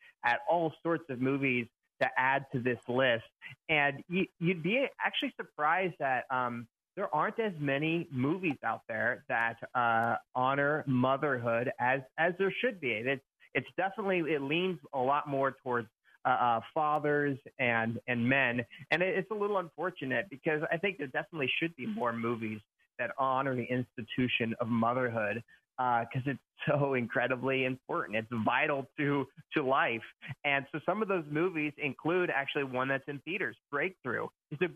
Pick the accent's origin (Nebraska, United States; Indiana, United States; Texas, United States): Nebraska, United States; now in Camarillo, United States; I grew up in Nebraska